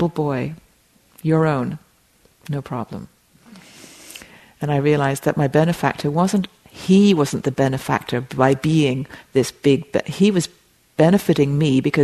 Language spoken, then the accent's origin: English; England, United Kingdom; moved away; I grew up in England, as you can hear.